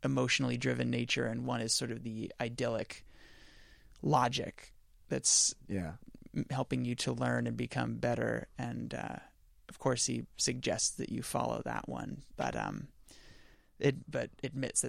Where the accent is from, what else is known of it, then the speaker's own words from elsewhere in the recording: Belmont, California, United States; moved away; I'm from Belmont, California, which is kind of smack dab in the middle of San Francisco and San Jose up in the Bay Area. Didn't know when I was a kid that I was growing up in one of the most affluent areas in the world.